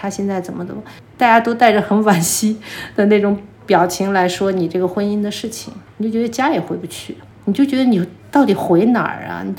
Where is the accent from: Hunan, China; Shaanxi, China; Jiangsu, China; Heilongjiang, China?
Shaanxi, China; Xi'an; now in Beijing, China; 因为我是西安人，我父母还在西安。